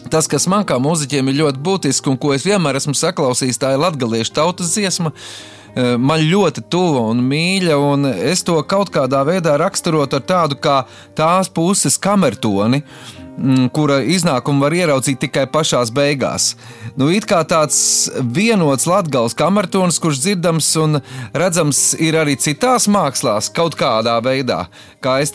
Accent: Vidzeme, Latvia; esmu pats vidzemnieks, kurš ļoti priecājas par latgāles atzimšanu.

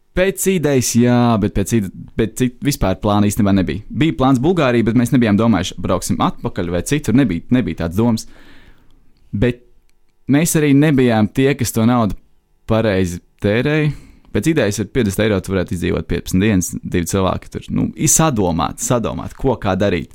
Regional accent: Latvia; mēs esam latvieši

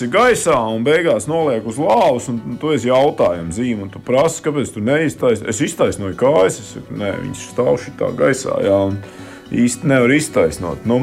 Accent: Kurzeme, Latvia; es dzīvoju Latvijā un pie Baltijas jūras, un es esmu kārtīgs kurzemnieks

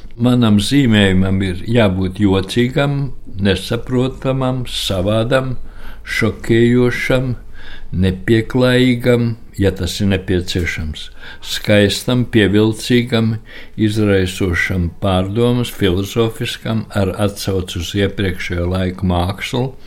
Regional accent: Riga, Latvia; moved away as an adult; tā ir mana dzimtene

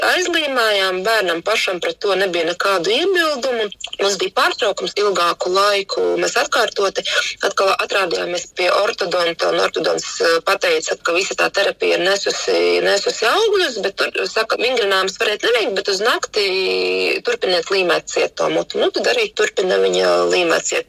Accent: Jēkabpils, Latvia; Mēs kā paši esam no Jēkabils

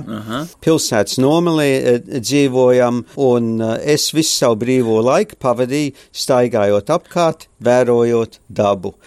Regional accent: Australia; also born or lived in Courland, Latvia / Germany / Darwin, Australia; Es eh, piedzimu Kurzemē, Kurzemes katlā, oktobrī 44. gadā, decembrī mēs izbraucam līdz Danzigas, tad mēs lielākoties pārstaigājam pār Vāciju uz rietumu zonu, tad mēs ar kuģi 49. gadā atbraucam uz Austrāliju

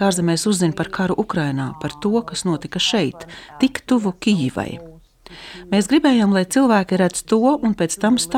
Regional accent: Ukraine; es esmu Ukrainiete.

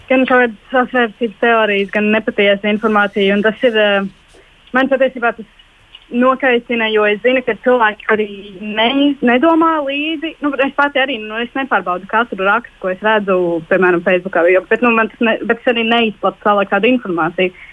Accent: Latvia; first language Latvian; Man ir svarīgi tas, ka mēs runājam latviešu valodā. Un, jā, jo tā ir mana dzimtā valoda un, tā, un es priecājos, ka tā ir arī mana nu, nacionālā valoda un valsts valoda.

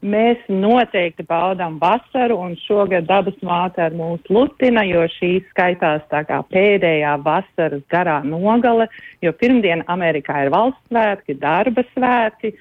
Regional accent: Latvia; also born or lived in Riga, Latvia; now in New Jersey, United States; es esmu uh, dzimusi un augusi Latvijā

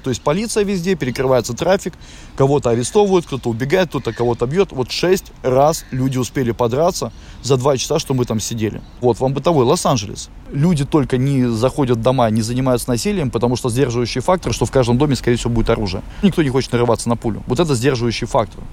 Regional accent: Latvia; moved away as an adult; also born or lived in Riga, Latvia; now in Los Angeles, United States; Русский, и все знают, что я из Латвии

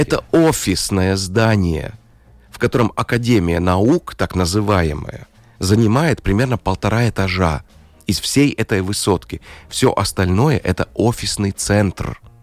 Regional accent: Latvia; Russian is a second language; По паспорту я латыш

